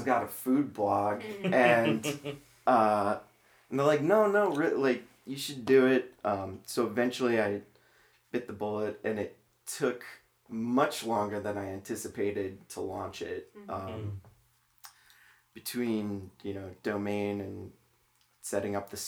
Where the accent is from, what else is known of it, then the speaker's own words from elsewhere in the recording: Crystal Lake, Illinois, United States; moved away as an adult; also born or lived in Columbia, Missouri / Manhattan, Kansas / North Carolina; now in St. Louis, United States; I grew up outside of Chicago.